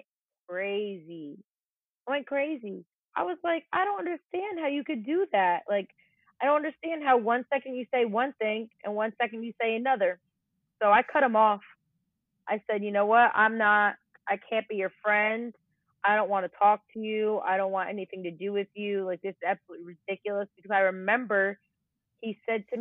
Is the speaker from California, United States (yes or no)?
no; New Jersey, United States; where I grew up and lived in Jersey.